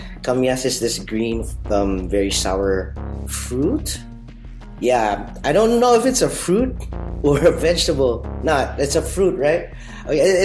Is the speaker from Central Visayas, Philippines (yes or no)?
no; Parañaque, Metro Manila, Philippines; moved away as an adult; now in Denmark; I grew up in Manila, in Parañaque City, and then 6 years ago I moved to Denmark